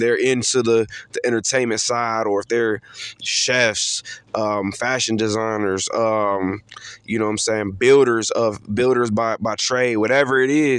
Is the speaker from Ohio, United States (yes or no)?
yes; Cleveland, Ohio, United States; moved away as an adult; now in Charlotte, United States; born and raised actually in Cleveland, Ohio. I just moved out here about 2.5-3 years ago.